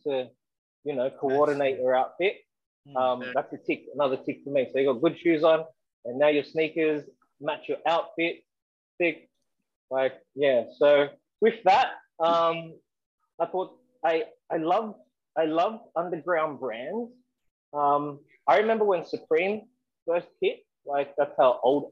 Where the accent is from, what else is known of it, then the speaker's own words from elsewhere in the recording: Sydney, New South Wales, Australia; I grew up in Western Sydney, Southwest Sydney